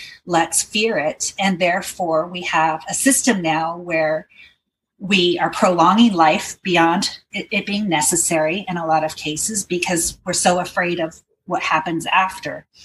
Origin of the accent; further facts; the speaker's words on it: Portland, Oregon, United States; I'm from Portland, Oregon, and I have a company called Caregiven